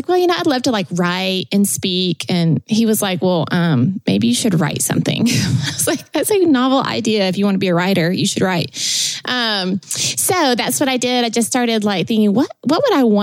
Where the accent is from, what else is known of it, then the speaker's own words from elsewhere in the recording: Tennessee, United States; moved away as an adult; also born or lived in California; I was born in Tennessee